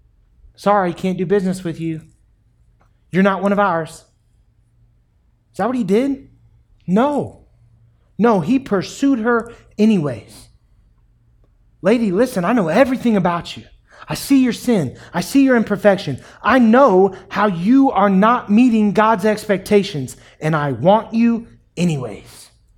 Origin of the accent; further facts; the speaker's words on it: New York City, New York, United States; It's my water. I'm from New York City. Never mind.